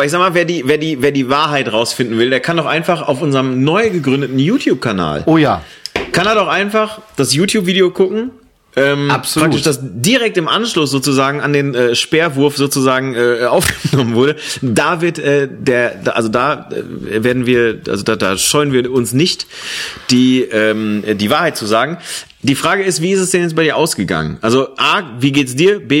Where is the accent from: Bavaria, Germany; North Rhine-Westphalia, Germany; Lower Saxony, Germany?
North Rhine-Westphalia, Germany; Bochum; Ja, weil ich sag mal so, vielleicht in Bochum. Ja, in meiner Heimatstadt.